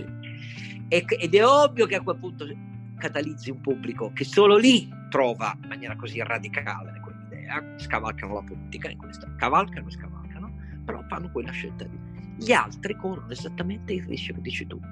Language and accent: Italian; Turin, Piedmont, Italy; Io sono cresciuto di fronte a Fiat Fiori dove lavoravano 70.000 persone